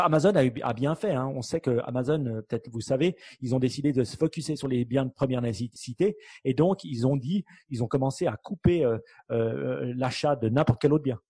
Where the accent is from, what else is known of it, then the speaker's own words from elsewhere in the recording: Switzerland; en tant que bon Suisse